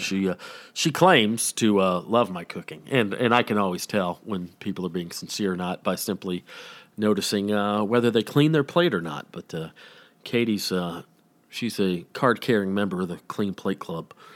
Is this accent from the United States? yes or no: yes; Atlanta, Georgia, United States; I'm from Georgia